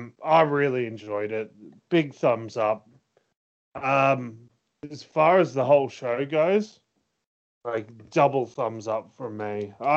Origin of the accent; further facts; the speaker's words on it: Australia; we're not Americans